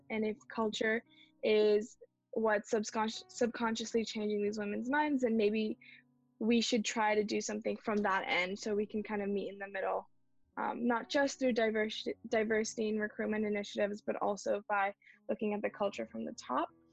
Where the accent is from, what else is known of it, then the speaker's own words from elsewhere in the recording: Bay Area, California, United States; I was born in the Bay Area, mm-hmm. born and brought up here